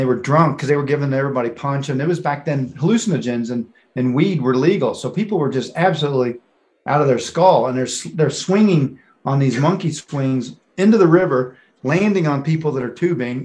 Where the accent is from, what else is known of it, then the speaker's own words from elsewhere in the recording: Louisville, Kentucky, United States; moved away as an adult; now in Colorado Springs, United States; originally I'm from Louisville, Kentucky